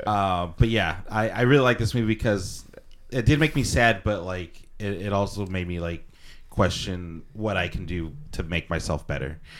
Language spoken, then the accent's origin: English; Southern California, United States; we are from Southern California